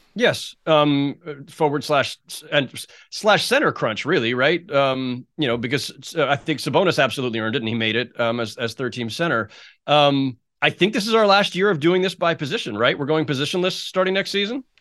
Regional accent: Bay Area, California, United States; me growing up in the Bay Area

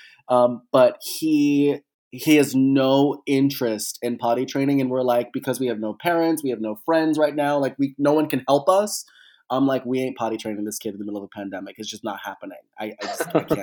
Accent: Pittsburgh, Pennsylvania, United States; now in Los Angeles, United States; I'm a Pittsburgher through and through

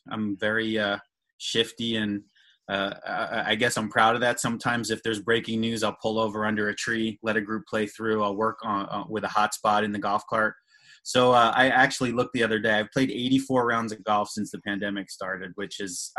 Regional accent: Lancaster, Pennsylvania, United States; I live just outside of Philly in one of the suburbs near King of Prussia. I grew up in Lancaster, Pennsylvania, Amish country.

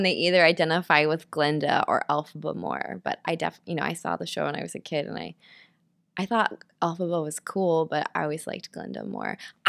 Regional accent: Nashville, Tennessee, United States; now in New York City, United States; I'm originally from Nashville, Tennessee.

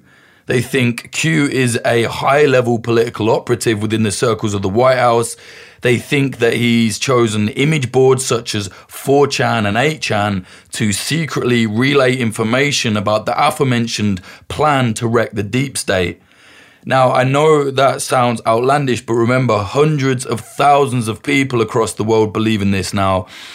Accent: United Kingdom; You've probably noticed I'm British, and whilst I am not a particular fan of any politician or government, I don't really have a dog in this race.

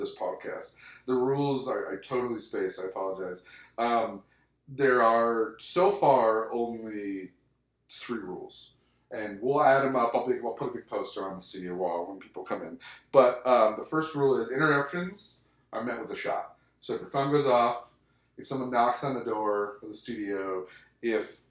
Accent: Michigan, United States; moved away as an adult; now in Las Vegas, United States; born in Michigan and raised in Vegas

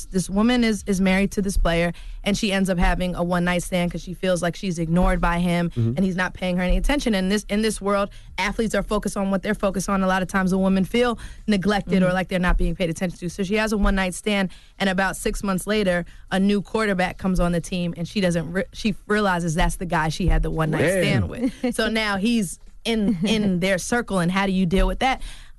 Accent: New York, United States; I'm New York all day. Right. That's never going to change.

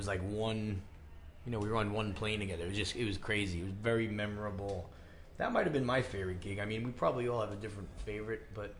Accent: New York, United States; we're from New York, so it's fast and crazy and, you know, aggressive.

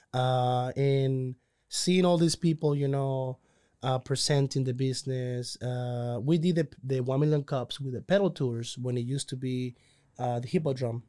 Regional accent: Cozumel, Quintana Roo, Mexico; moved away as an adult; now in Waco, United States; I'm originally from Cozumel, Mexico

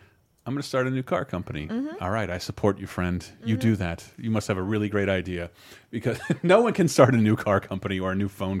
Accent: Tallahassee, Florida, United States; born or raised there

